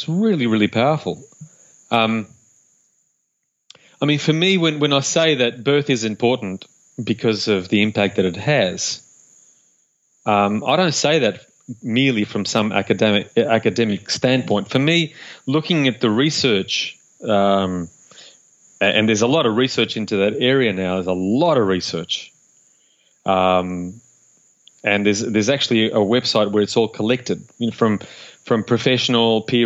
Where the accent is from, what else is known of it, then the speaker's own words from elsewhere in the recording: Uruguay; I was born in Uruguay in South America